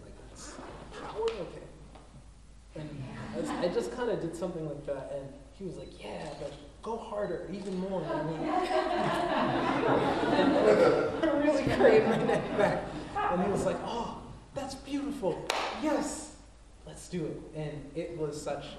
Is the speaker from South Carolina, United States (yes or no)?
yes; South Carolina, United States; moved away; also born or lived in New York City; I'm from South Carolina